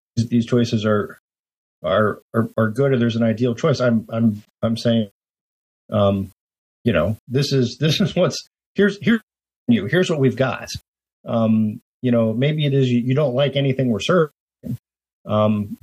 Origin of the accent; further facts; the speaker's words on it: Youngstown, Ohio, United States; I grew up in Youngstown, Ohio, which is at one point, one of the steelmaking capitals of the world